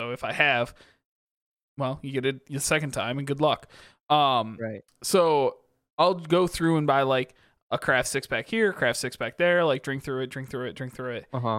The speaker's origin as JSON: {"language": "English", "region": "Michigan", "country": "United States", "tie": "born or raised there", "also_born_or_lived": "Connecticut", "said": "The problem is all of my parents are from Michigan. Yep. They all watch the Lions."}